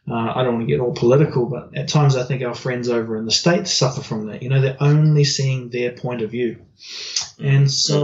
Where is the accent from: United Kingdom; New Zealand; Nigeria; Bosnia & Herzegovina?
New Zealand; growing up in New Zealand